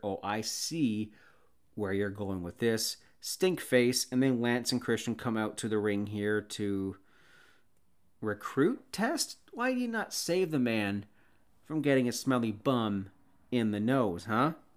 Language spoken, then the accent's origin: English; Canada; I'm Canadian